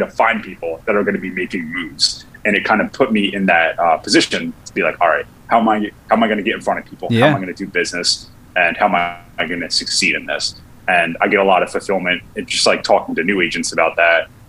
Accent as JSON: {"language": "English", "region": "New Jersey", "country": "United States", "also_born_or_lived": "Philadelphia", "moved": "as an adult", "said": "I'm from New Jersey originally, but I decided to sell real estate in the city of Philadelphia"}